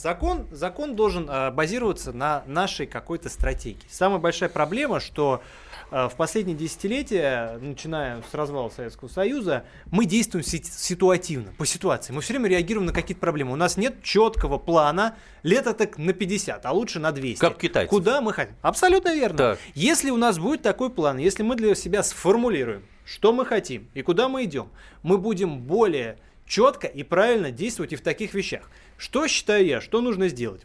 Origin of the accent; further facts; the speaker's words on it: Russia; у меня дом в деревне, где я вот вырос, э, полгода проводил, он находится на границе Тверской области